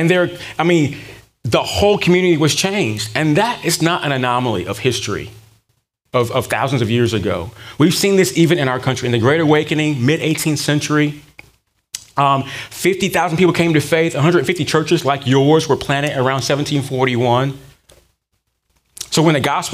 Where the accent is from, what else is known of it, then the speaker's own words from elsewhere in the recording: Durham, North Carolina, United States; growing up in Durham, North Carolina.